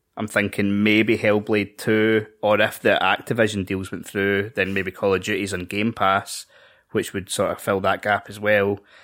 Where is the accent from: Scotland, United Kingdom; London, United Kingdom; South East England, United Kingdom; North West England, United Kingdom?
Scotland, United Kingdom; we're Scottish.